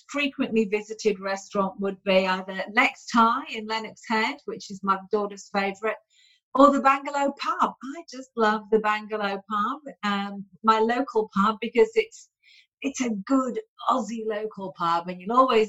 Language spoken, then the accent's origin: English; United Kingdom; also born or lived in Sydney, Australia; now in Byron hinterland, Australia; I'm a Yorkshire lass, Lincolnshire lass, sort of lived on the Yorkshire-Lincolnshire border there.